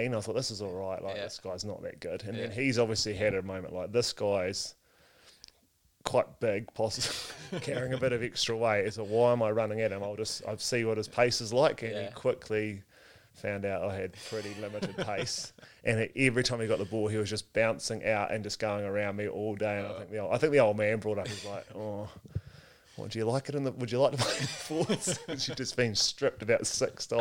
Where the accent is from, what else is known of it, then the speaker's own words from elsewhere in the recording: Nelson, New Zealand; born and raised in Nelson.